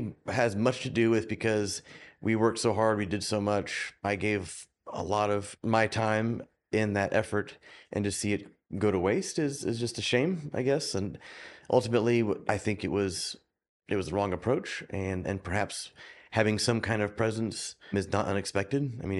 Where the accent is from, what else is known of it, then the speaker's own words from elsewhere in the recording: Oklahoma, United States; So I was the weirdo from Oklahoma that played ice hockey, and I loved it.